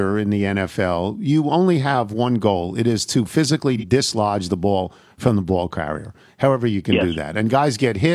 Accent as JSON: {"language": "English", "area": "Long Island", "region": "New York", "country": "United States", "tie": "born or raised there", "said": "I grew up on Long Island"}